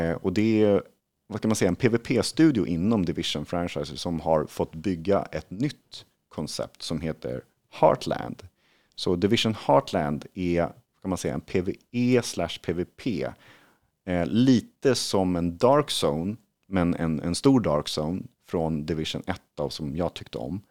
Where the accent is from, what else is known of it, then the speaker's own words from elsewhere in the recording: Sweden; som svensk